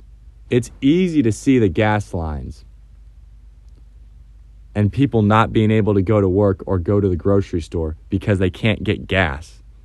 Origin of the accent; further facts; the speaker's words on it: United States; I am an American who believes in the American dream.